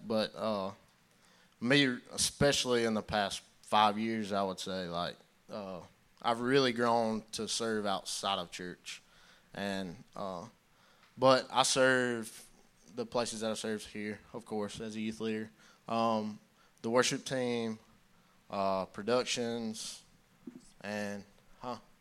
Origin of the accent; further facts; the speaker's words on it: Belton, United States; I grew up in Belton. Grew up coming here to church.